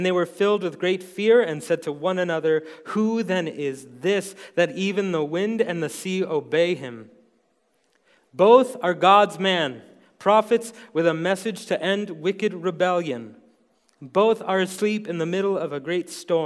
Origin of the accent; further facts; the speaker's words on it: New York City, New York, United States; accent: New York; moved away as an adult; now in Montana, United States; my impossibly thick New York accent. I was born and raised in New York City